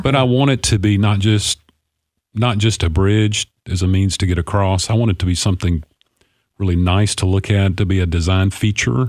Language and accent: English; Clarksville, Tennessee, United States; of this beautiful city. It's my hometown